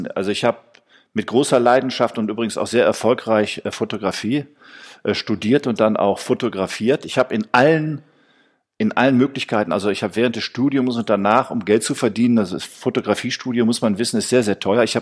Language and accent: German; Essen, North Rhine-Westphalia, Germany; now in Cologne, Germany; Ähm, ich bin nach Köln gekommen, weil Köln damals eine, ich komme aus Essen, muss ich sagen.